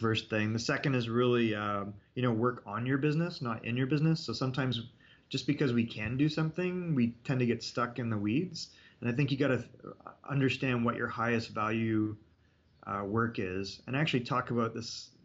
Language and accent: English; Canada; I'm Canadian